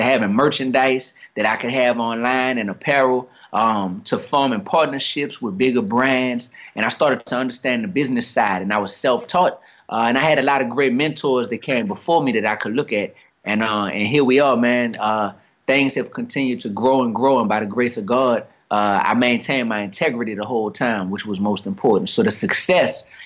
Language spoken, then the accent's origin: English; New Orleans, Louisiana, United States; I grew up down here in New Orleans East